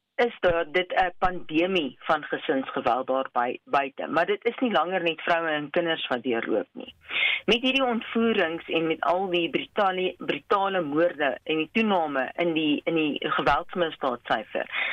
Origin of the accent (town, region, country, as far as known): South Africa